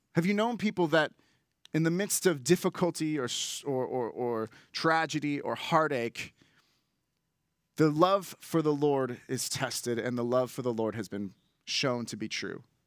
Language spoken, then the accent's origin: English; Bay Area, California, United States; I grew up in the Bay Area